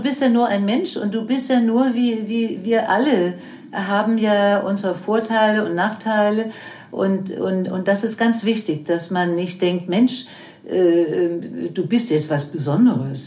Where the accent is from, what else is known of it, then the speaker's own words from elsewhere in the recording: Denmark; German is a second language; moved away as an adult; also born or lived in United States / Germany; ich dann zurückkam in meine Heimat Dänemark